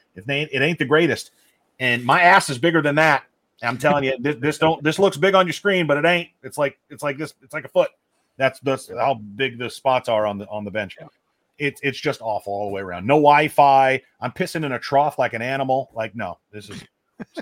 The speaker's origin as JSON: {"language": "English", "town": "Omaha", "region": "Nebraska", "country": "United States", "tie": "born or raised there", "said": "I, grew up in Omaha in the, in the early 90s."}